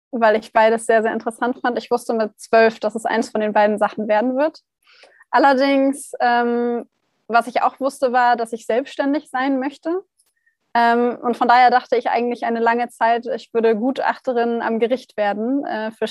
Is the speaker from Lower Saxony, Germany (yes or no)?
yes; Hanover, Lower Saxony, Germany; now in Heidelberg, Germany; Ich komme ursprünglich aus Hannover. Meine Firma habe ich dann in Heidelberg gegründet, weil ich auch hier studiert habe, denn ich bin von Hannover nach Heidelberg gezogen